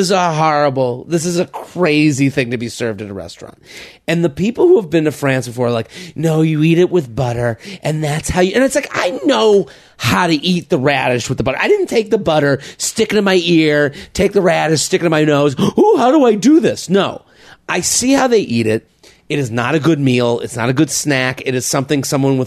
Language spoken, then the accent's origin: English; United States; I'm an American